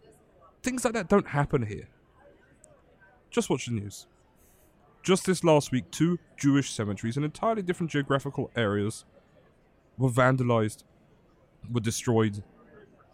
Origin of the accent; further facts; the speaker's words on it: London, United Kingdom; moved away as an adult; also born or lived in Israel; I'd grown up in London, England